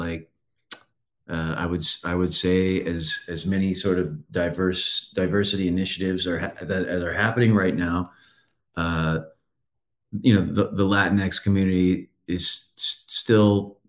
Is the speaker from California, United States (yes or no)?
no; San Antonio, Texas, United States; It was interesting because we were the only ones in San Antonio. Everyone else was in Dallas.